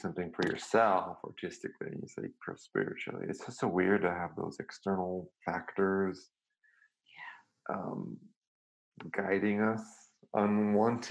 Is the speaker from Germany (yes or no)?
no; Serbia; moved away; also born or lived in Belgrade; I grew up in Serbia and I went to a very classical European system